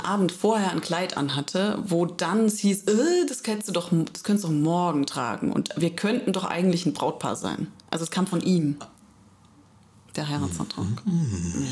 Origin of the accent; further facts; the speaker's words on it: Electoral Palatinate, Kurpfalz, Germany; now in Heidelberg, Germany; ich komme aus der Kurpfalz